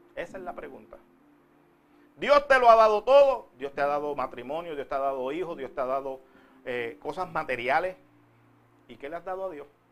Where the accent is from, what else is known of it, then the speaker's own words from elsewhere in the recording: Puerto Rico; now in United States; Si fuera en Puerto Rico, de donde yo vengo